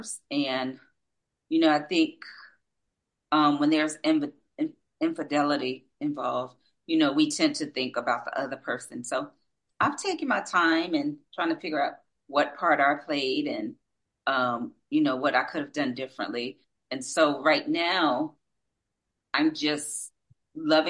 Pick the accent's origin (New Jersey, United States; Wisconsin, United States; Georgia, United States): New Jersey, United States; Asbury Park; I'm from Asbury Park, New Jersey, and we grew up in the village, the projects